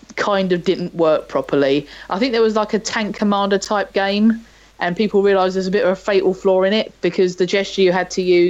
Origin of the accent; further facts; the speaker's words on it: United Kingdom; being British